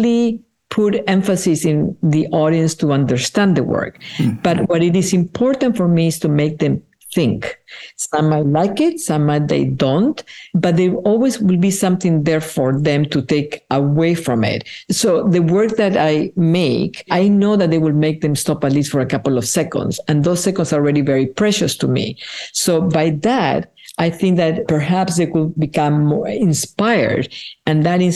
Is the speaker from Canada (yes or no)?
no; Peru; first language Spanish; English is a second language; moved away; I was born in Peru, and my mother tongue is Spanish